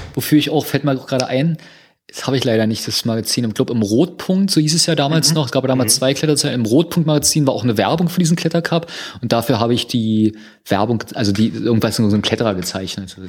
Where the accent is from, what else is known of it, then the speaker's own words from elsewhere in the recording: Berlin, Germany; wir ja alle drei Berliner sind